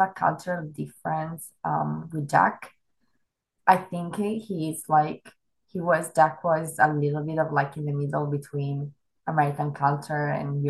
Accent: Italy; moved away as an adult; also born or lived in Germany; now in Bay Area, United States; I'm Italian. I was born and raised in Italy

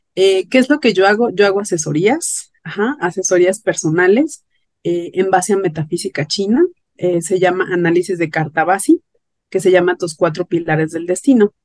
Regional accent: Mexico City, Mexico; yo soy de la Ciudad de México

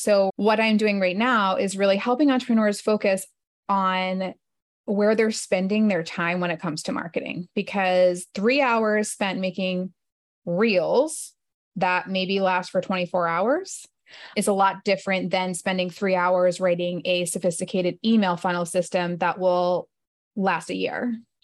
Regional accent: New Jersey, United States; moved away as an adult; also born or lived in Manhattan, New York; now in Northern Virginia, United States; I grew up in New Jersey

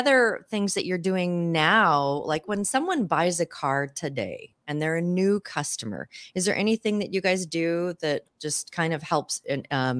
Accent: Seattle, Washington, United States; moved away; I come from the Pacific Northwest, Seattle

